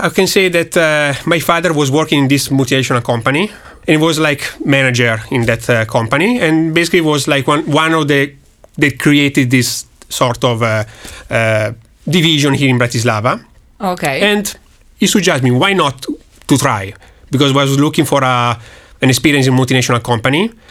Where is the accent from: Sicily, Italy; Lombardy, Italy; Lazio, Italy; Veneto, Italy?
Lombardy, Italy; Milan; From Milan.